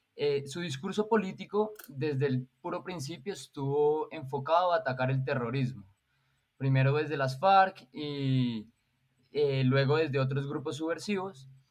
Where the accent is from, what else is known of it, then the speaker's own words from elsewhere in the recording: Colombia; a mí como ciudadano colombiano